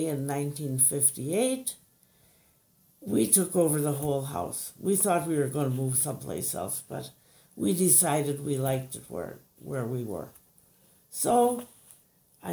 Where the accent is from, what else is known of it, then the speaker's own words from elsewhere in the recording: Milwaukee, Wisconsin, United States; also born or lived in Pewaukee, Wisconsin; I grew up in Milwaukee, and after I got out of high school, I took a job in an insurance agency